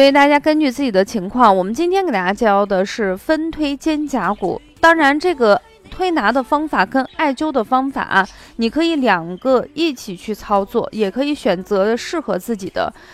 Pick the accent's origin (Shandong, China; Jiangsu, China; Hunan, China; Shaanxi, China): Shaanxi, China; accent: Shaanxi dialect; 就是我们陕西话说